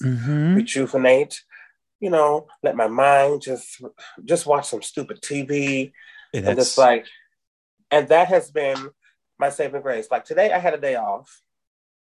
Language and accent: English; Davenport, Iowa, United States; also born or lived in Tennessee; now in Chicago, United States; I am originally from Davenport, Iowa